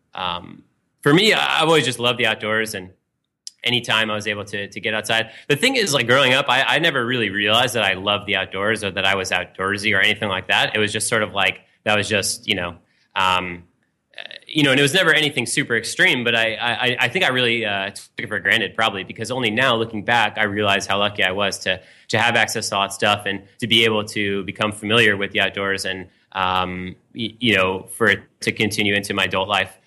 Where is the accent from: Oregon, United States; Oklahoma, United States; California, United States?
California, United States; Marin County; now in New York City, United States; I'm from California originally, uh, just outside San Francisco in Marin County